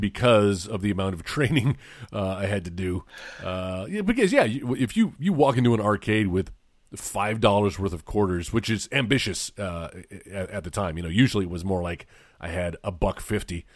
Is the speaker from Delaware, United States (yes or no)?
no; small town an hour from Corpus Christi, Texas, United States; the little town I grew up